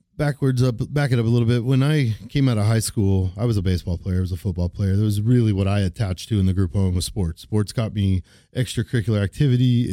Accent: Topeka, Kansas, United States; also born or lived in Virginia; I grew up in Topeka

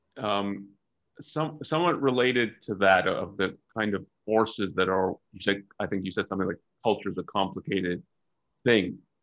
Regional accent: Canada; now in United States; I'm Canadian

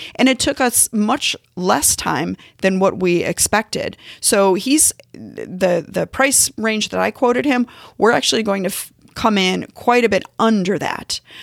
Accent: St. Louis, Missouri, United States; now in Kansas City, United States; I'm based in Kansas City. I'm from Saint Louis.

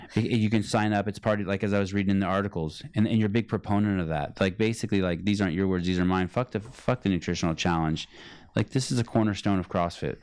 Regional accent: Berkeley, California, United States; I'm from, I'm from Berkeley.

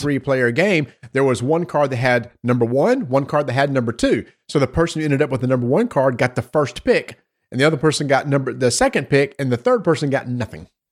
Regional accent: North Carolina, United States; I'm from North Carolina.

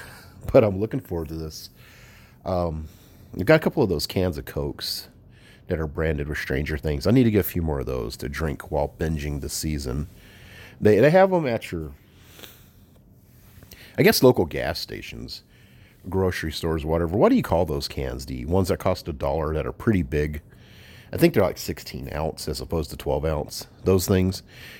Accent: the South, United States; I'm from the South, so of course I love shooting fireworks.

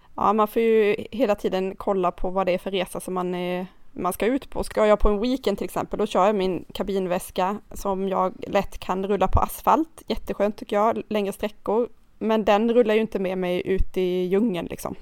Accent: Karlskrona, Blekinge, Sweden; now in Nynäshamn, Sweden; jag är uppvuxen i Karlskrona

